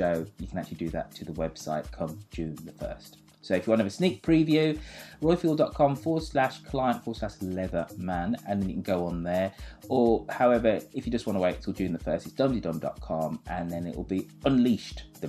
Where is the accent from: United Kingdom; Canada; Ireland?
United Kingdom; England; I am English